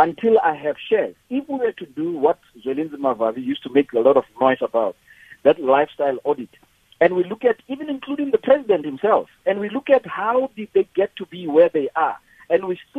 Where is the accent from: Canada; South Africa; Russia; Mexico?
South Africa; as a black entrepreneur, as a South African, I'm very patriotic